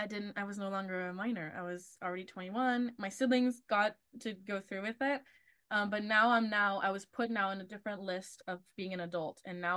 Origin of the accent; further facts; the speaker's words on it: Texas, United States; also born or lived in Argentina; being Latina is another one too, of like specific Latina in from a specific Latin American country of Argentina is very different to where I grew up. In Texas, it's mainly Mexican or like Central American, like countries.